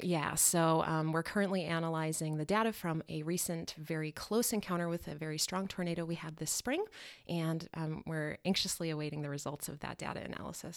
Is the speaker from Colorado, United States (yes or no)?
yes; Denver, Colorado, United States; moved away as an adult; now in Milwaukee, United States; I'm originally from Denver